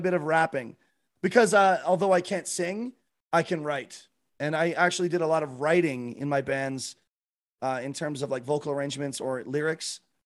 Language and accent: English; Canada; I'm from Canada. I live in Calgary, Alberta